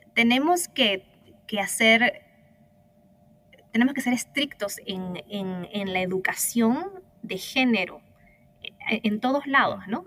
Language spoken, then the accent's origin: Spanish; Peru; also born or lived in United States / Africa; now in Chile; soy peruana originalmente